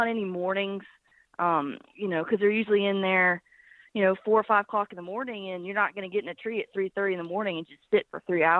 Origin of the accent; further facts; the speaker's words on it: Birmingham, Alabama, United States; now in Nashville, United States; I'm from Birmingham, Alabama, but I live in Nashville, Tennessee.